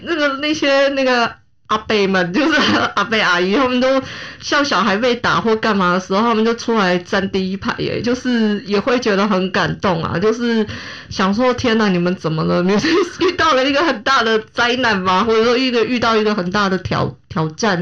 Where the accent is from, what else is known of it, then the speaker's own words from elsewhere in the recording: Taiwan; 因为我们台湾人